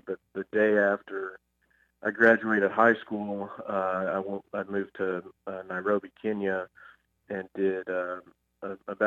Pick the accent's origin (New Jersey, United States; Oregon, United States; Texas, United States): Texas, United States; Fort Worth; I'm from Fort Worth, Texas, you know, born and raised. Obviously, we still live here now